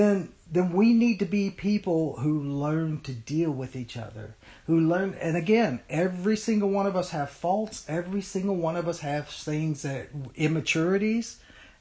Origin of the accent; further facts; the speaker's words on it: United States; we, as American Christians